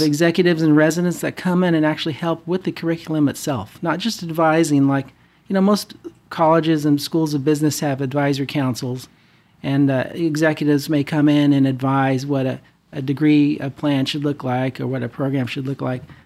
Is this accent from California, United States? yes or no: yes; Fresno, California, United States; moved away as an adult; also born or lived in Denver, Colorado / Irvine, California / Bay Area, California; now in Orange County, United States; born and raised in the Central Valley in Fresno